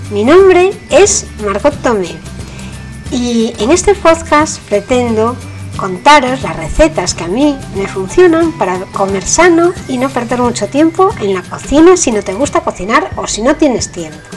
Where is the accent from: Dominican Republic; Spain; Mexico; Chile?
Spain; bueno, por decir que no lo digo nunca, pero estoy en España, soy española.